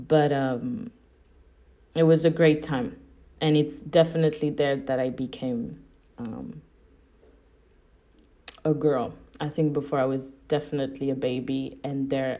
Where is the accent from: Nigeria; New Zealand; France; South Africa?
France; Paris, Île-de-France; English is a second language; also born or lived in Sydney, Australia; now in Budapest, Hungary; I'm from Paris